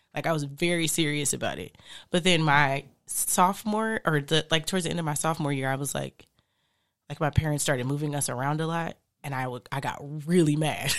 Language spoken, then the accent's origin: English; Phoenix, Arizona, United States; moved away; I grew up in Phoenix for some years